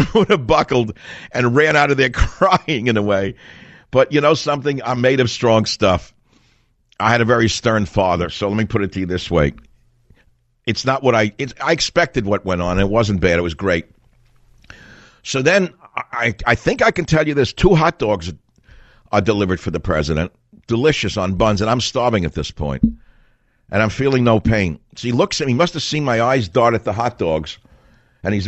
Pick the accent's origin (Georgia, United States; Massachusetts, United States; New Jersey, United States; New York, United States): New York, United States; New York City; born or raised there